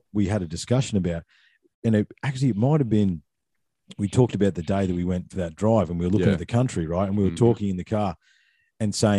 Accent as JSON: {"language": "English", "town": "Ballarat", "region": "Victoria", "country": "Australia", "tie": "born or raised there", "moved": "yes", "lives_now": "Brisbane, Australia", "said": "I grew up in Ballarat in Victoria"}